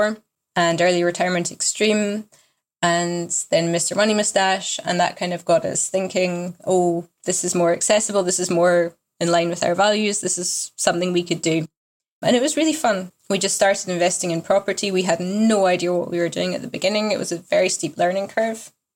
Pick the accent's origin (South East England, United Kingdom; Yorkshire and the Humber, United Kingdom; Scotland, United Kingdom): Scotland, United Kingdom; moved away; also born or lived in Germany; I'm originally from Scotland, but while I started the whole FIRE thing, I was living in Germany with my husband